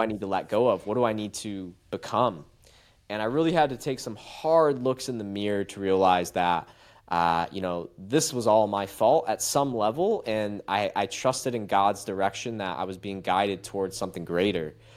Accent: Macomb, Michigan, United States; I'm from Macomb, Michigan, suburban town

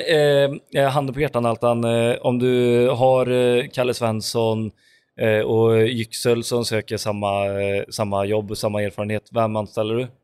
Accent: Grästorp, Västra Götaland, Sweden; i Grästorp, eh, som, där vi är ifrån

